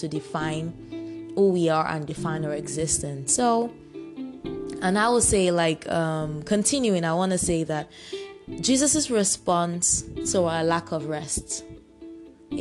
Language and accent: English; Nigeria; I am proud to say I'm a Nigerian